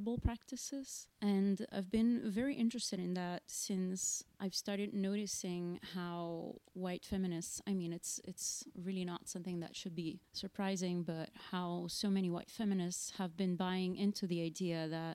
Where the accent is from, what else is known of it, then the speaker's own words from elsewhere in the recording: Rio de Janeiro, Brazil; moved away; So I'm from Rio, from the northern part of the city, not the one that appears in the postcards, not close to the beach. And growing up in Rio, studying in public schools in Rio